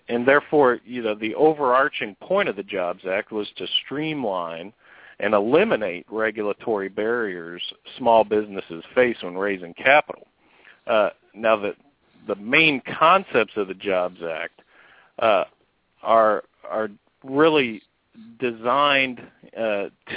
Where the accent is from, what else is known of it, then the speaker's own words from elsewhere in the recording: San Diego, California, United States; moved away as an adult; now in Indiana, United States; I love my hometown of San Diego, but I'm a Hoosier now.